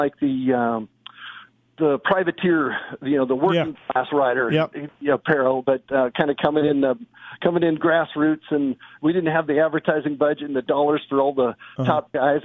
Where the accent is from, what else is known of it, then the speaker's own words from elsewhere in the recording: Orange County, Southern California, United States; also born or lived in Lake Arrowhead, California; I'm in Southern California in Orange County